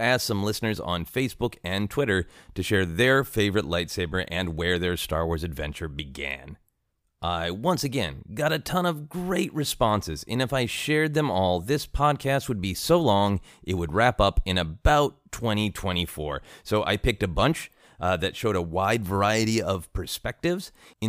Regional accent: Minnesota, United States; also born or lived in Portland; at the time I lived in Portland, Oregon. I was born in Minnesota. Shortly after, in 81, we moved back to Minnesota, and I had a hard time with the snow

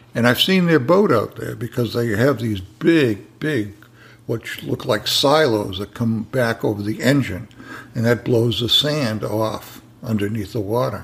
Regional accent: New England, United States; now in Sebastian, United States; I'm from New England

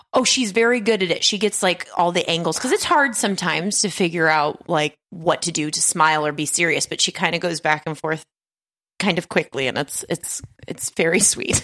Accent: Las Vegas, Nevada, United States; I'm from Las Vegas. We're we're from Las Vegas

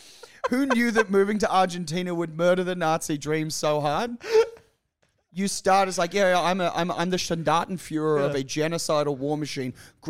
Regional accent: Capalaba, Queensland, Australia; like where the house I grew up in Kapalabar, we backed onto bush.

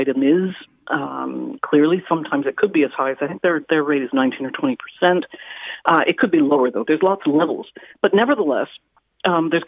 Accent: Canada; moved away as an adult; I'm a Canadian who has lived here for nearly 40 years

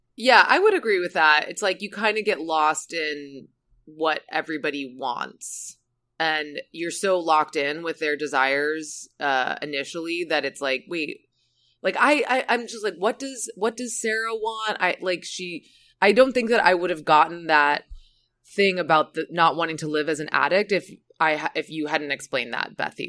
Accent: Saint Croix, U.S. Virgin Islands; Saint Croix, which is where I'm from, Saint Croix in the U S Virgin

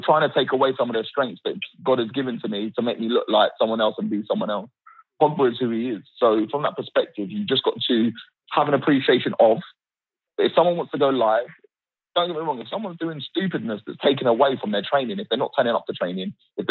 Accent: United Kingdom; I'm British through and through

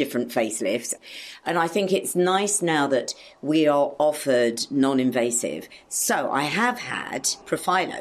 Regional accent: Australia; moved away; I grew up in Australia

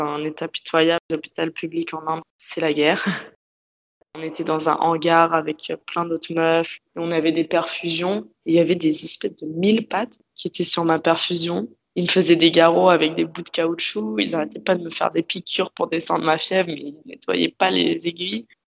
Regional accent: Paris, Île-de-France, France; moved away as an adult; now in Australia; Je suis née à Paris. J'ai vécu à Paris dans le 11e arrondissement, à côté de Bastille avec euh, mes parents.

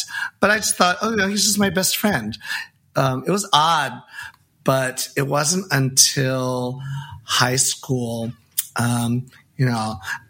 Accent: San Francisco, California, United States; I grew up in San Francisco.

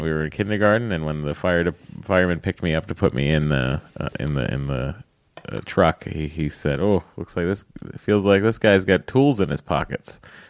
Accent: Massachusetts, United States; accent: Boston; And again, sorry about my Boston accent

